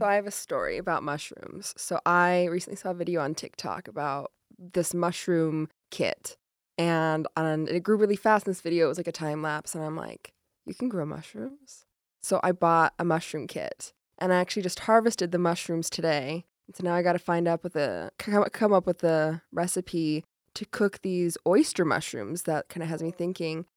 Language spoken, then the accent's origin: English; Rock Springs, Wyoming, United States; moved away; I'm from County Four, and it says it on our license plates